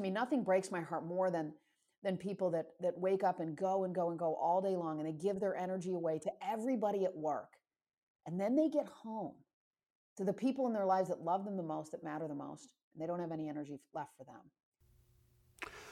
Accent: Michigan, United States; moved away; I grew up in Michigan

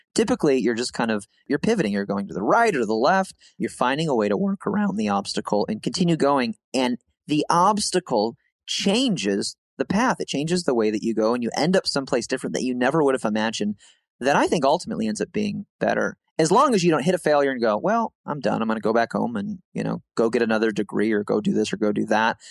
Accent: Midwest, United States; we're from the Midwest

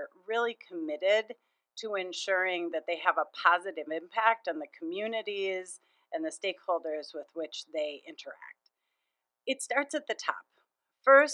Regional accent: Minnesota, United States; I grew up in Minnesota, and I just find it such a wonderful place to live

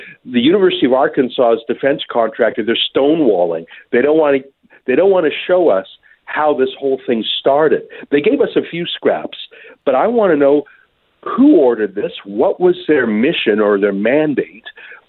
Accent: Alberta, Canada; I'm from a landlocked place called Alberta.

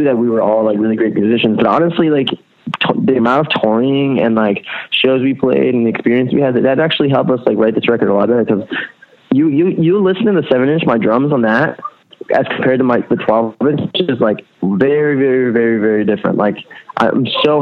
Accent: Allentown, Pennsylvania, United States; moved away as an adult; also born or lived in Rhode Island; now in Philadelphia, United States; I was born in Lehigh Valley, which is an hour north of Philly. I spent like my entire childhood there.

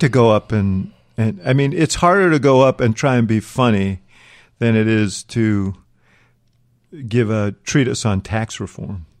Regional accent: New York, United States; I grew up in New York

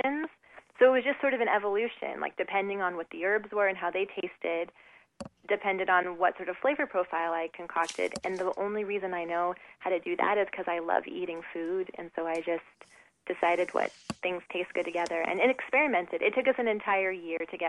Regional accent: Southern California, United States; I was raised in Southern California

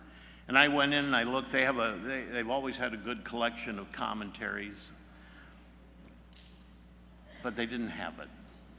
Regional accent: Hinsdale, Illinois, United States; moved away; I was raised, born and raised near Chicago at Hinsdale.

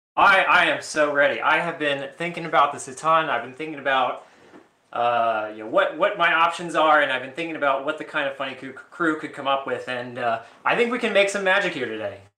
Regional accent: New Orleans, Louisiana, United States; now in Baltimore, United States; I'm from New Orleans

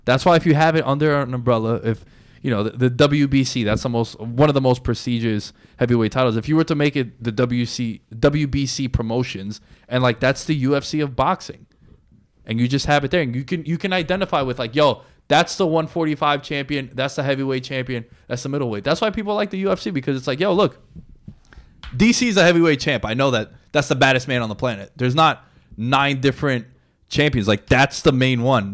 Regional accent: New York City, New York, United States; we're from New York City

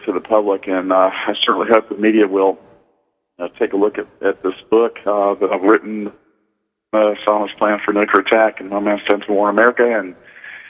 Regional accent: Birmingham, Alabama, United States; my hometown of Birmingham

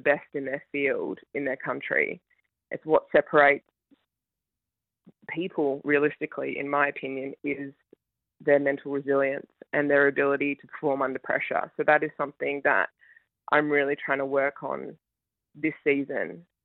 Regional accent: Ballarat, Victoria, Australia; I grew up in Ballarat in Victoria

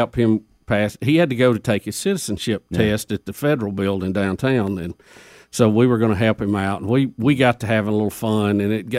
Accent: Jacksonville, Alabama, United States; our alma mater, Jacksonville State University, my hometown, Jacksonville.

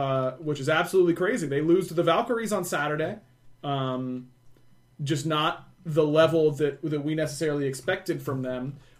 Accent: England, United Kingdom; I am an English player, right, on this question.

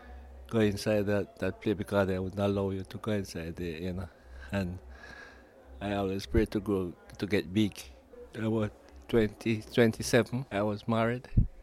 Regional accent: Jamaica; moved away as an adult; now in England; as a little boy growing up, I like to dance, and that's what we grew up in Jamaica.

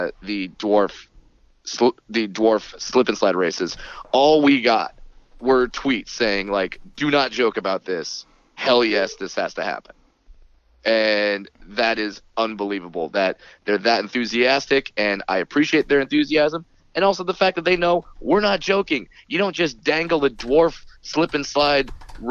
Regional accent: Southern California, United States; I grew up in Southern California where you should be able to speak Spanish

